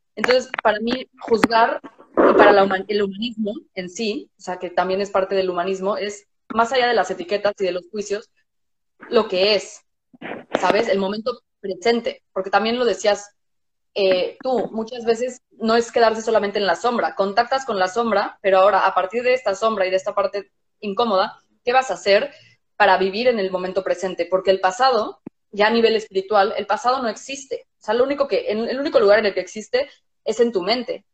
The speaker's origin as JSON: {"language": "Spanish", "country": "Mexico", "tie": "born or raised there", "moved": "yes", "said": "vivimos en un país distinto a donde crecimos. O sea, yo soy mexicana"}